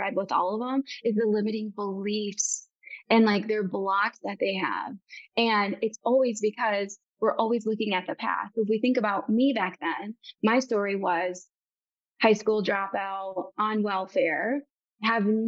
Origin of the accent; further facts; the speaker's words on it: Bay City, Michigan, United States; I'm from Bay City, Michigan.